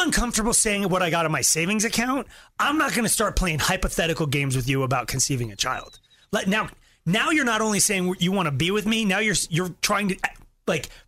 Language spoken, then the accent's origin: English; Longmont, Colorado, United States; I grew up in Longmont in a real small house, so a double wide